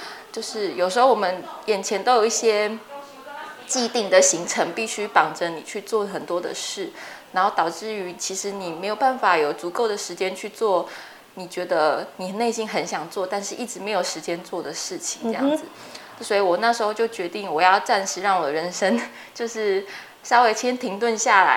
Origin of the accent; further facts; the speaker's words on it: Chiayi, Chiayi City, Taiwan; moved away as an adult; also born or lived in Taichung / Taipei; 那我本身是嘉义人，然后在嘉义就是从小在嘉义市长大，然后就一直念到高中，就是一个很平凡的在嘉义长大的小孩。